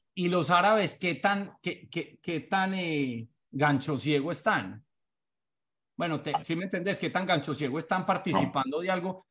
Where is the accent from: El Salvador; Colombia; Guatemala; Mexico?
Colombia; Paisa, Antioquia; also born or lived in Bogotá; now in Miami, United States; soy paisa. Bueno, yo soy como paisa y con corazón rolo.